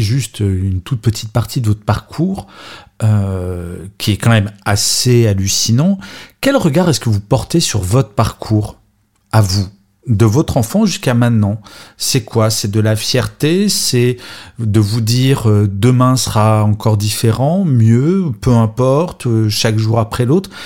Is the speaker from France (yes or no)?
yes; France; je suis français